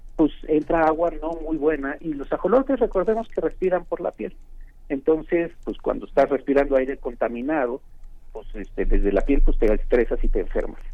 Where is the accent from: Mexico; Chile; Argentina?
Mexico; nuestra identidad como mexicanos está íntimamente atada a Xochimilco